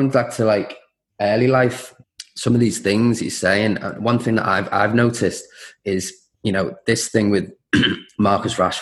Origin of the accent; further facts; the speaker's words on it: Liverpool, North West England, United Kingdom; I'm from Liverpool, both my side's ancestry both come from Ireland